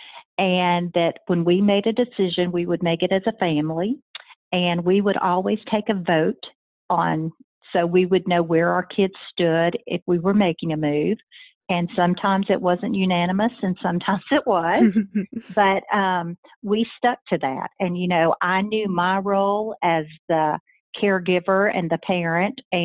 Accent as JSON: {"language": "English", "region": "Mississippi", "country": "United States", "tie": "born or raised there", "also_born_or_lived": "Memphis, Tennessee", "said": "I am a Mississippi girl. I was born in Tennessee in Memphis, and then my family moved right across the state line when I was in fourth grade. So I am a Mississippi girl"}